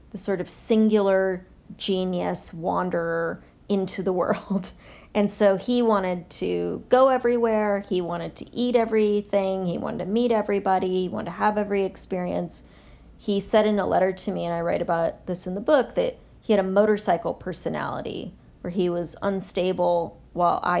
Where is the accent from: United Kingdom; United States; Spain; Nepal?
Nepal; Kathmandu, Bagmati; also born or lived in Bangkok, Thailand; I was born in Bangkok just because of the hospitals, but we lived in in Kathmandu, and my first few years of life were in Kathmandu.